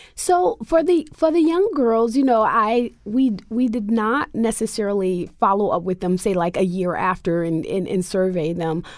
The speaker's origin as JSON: {"language": "English", "country": "United States", "tie": "born or raised there", "said": "African American Muslims born and raised in the United States"}